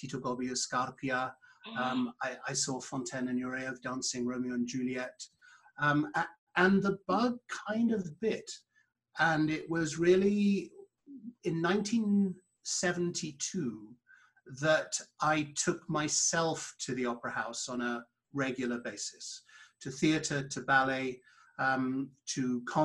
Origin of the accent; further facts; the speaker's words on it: London, United Kingdom; moved away as an adult; also born or lived in Cardiff / Houston; now in Chicago, United States; I was born in London. I grew up in London.